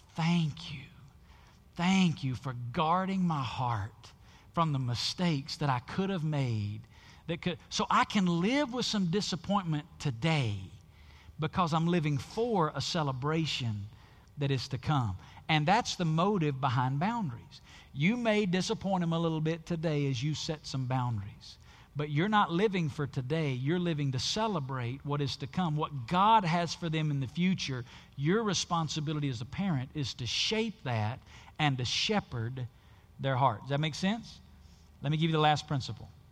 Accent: the South, United States; where I grew up in the South

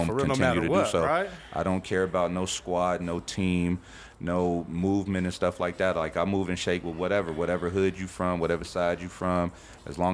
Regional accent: Denver, Colorado, United States; Born and raised Denver, Colorado. Grew up on the east side, 80205.

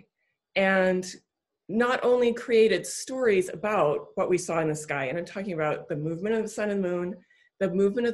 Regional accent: Canada; my childhood growing up on the east coast of Canada on the Bay of Fundy

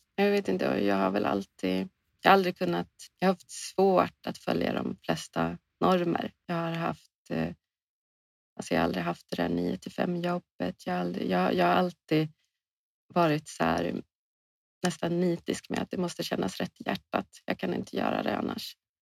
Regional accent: Åland Islands; now in Sweden; vi spenderar ofta hela somrarna på Åland där mina föräldrar bor, där jag är uppvuxen

